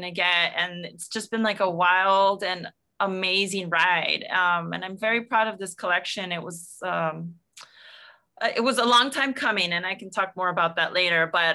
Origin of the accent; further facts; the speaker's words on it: South El Monte, California, United States; I grew up in El Monte, in South El Monte, in the San Gabriel Valley in Los Angeles County